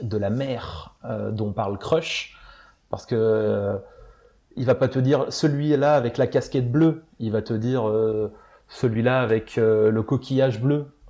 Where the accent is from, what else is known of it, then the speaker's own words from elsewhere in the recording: France; moved away as an adult; also born or lived in Florida; moi en tant que Français